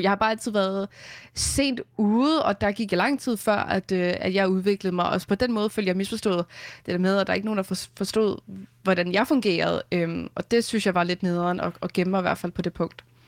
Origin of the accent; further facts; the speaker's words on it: Vestegnen, Capital Region of Denmark, Denmark; also born or lived in Hørsholm / Taastrup; jeg voksede op i Hørsholm, øh, og så flyttede vi efter mine forældre blev skilt, da jeg var fire, til, øh, Vestegnen, hvor jeg så har boet, og jeg bor her også nu